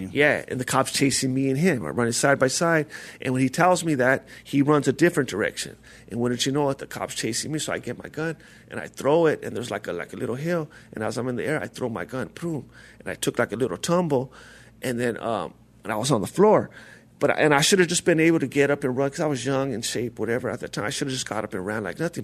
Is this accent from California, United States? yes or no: yes; La Puente, California, United States; I'm from uh, La Puente, California